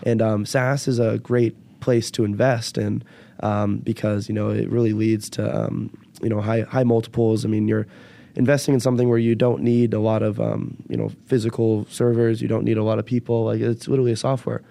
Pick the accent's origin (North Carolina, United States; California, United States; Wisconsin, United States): California, United States; Bay Area; now in Chicago, United States; I am from the Bay Area